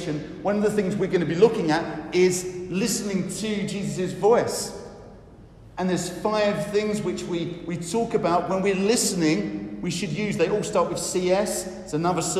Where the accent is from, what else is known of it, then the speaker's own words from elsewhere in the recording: United Kingdom; as British people